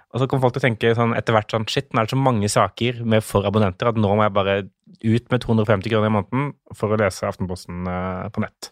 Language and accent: Norwegian; Mandal, Agder, Norway; accent: skarre-r; also born or lived in Tønsberg, Vestfold; Fordi jeg er jo født Jeg er fra Vestfold, Tønsberg. Og så flytta vi ganske kjapt til Mandal